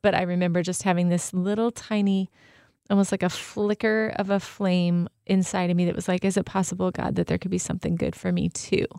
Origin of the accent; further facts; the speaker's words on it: Southern California, United States; also born or lived in Arizona; now in Michigan, United States; I'm from SoCal